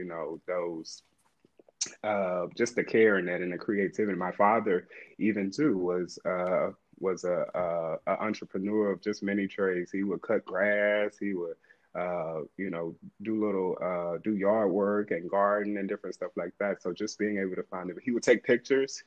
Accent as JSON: {"language": "English", "town": "Anniston", "region": "Alabama", "country": "United States", "tie": "born or raised there", "said": "I'm from Anniston, Alabama. It's a very small town. West 15th, that's where West 15th come from. I was born and raised on the street"}